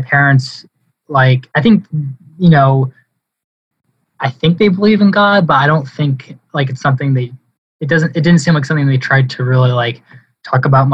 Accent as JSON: {"language": "English", "town": "Haverhill", "region": "Massachusetts", "country": "United States", "tie": "born or raised there", "said": "in my hometown"}